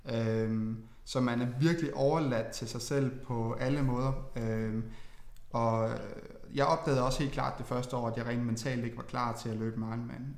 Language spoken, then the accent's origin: Danish; Funen, Southern Denmark, Denmark; jeg jo meget Fynbo